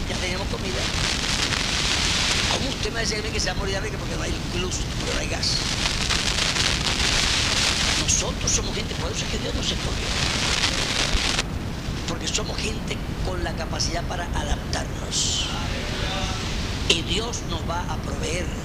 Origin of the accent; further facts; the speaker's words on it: Colombia; hermana, cálmese, usted y yo somos colombianos.